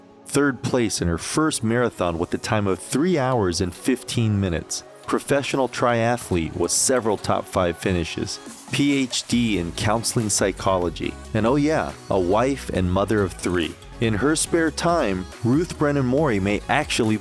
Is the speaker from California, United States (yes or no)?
no; Minnesota, United States; we're both from Minnesota